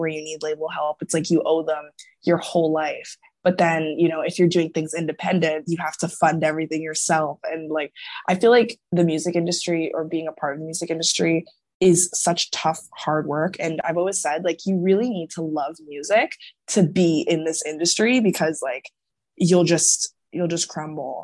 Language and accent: English; Toronto, Ontario, Canada; I'm from Toronto